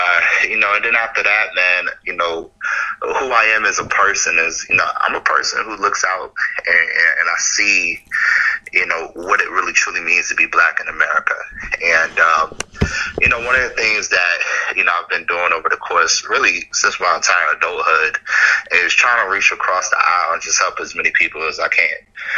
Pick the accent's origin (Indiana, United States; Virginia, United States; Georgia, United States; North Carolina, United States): Virginia, United States; Virginia Beach; also born or lived in Norfolk, Virginia; I'm a Tidewater native. Virginia Beach is on 757.